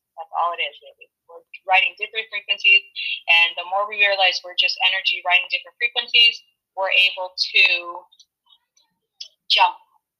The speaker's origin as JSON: {"language": "English", "region": "Ontario", "country": "Canada", "said": "Ontario, I'm from Ontario, and they're in lockdown."}